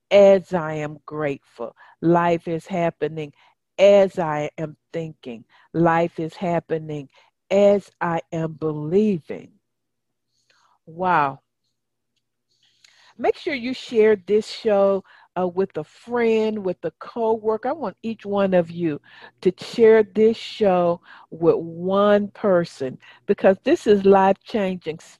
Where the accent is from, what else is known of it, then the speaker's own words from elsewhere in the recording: United Kingdom; accent: English; also born or lived in Wales; now in Mexico City, Mexico; Originally from the UK.